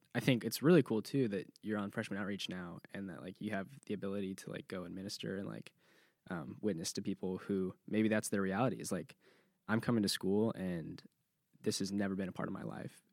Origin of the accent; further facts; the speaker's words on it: California, United States; moved away as an adult; now in Clemson, United States; I'm from California